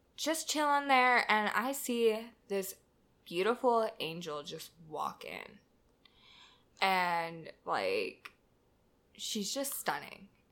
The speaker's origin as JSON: {"language": "English", "region": "Southern California", "country": "United States", "moved": "as an adult", "lives_now": "Atlanta, United States", "said": "I am from Southern California."}